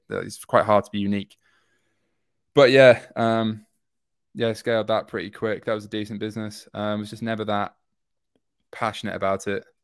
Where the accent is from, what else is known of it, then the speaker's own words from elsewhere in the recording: York, Yorkshire and the Humber, United Kingdom; moved away as an adult; now in London, United Kingdom; I'm from York up north